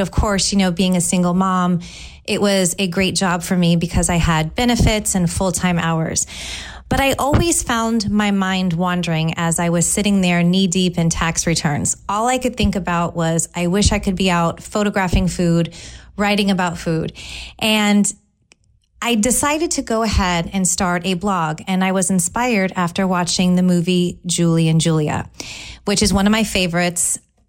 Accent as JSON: {"language": "English", "area": "San Francisco Bay Area", "region": "California", "country": "United States", "moved": "yes", "lives_now": "Tampa, United States", "said": "I'm originally from the San Francisco Bay Area. I have lived in Tampa for 17 years. I moved here in 2003, and I absolutely love it here."}